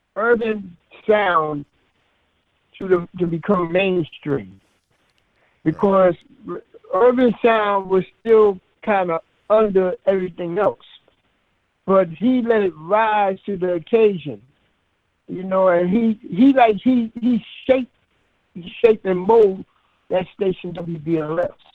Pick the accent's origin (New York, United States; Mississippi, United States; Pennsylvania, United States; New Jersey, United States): New York, United States; New York City; also born or lived in Antigua; I came up here at the age of five, and I was raised under my grandparents up in Harlem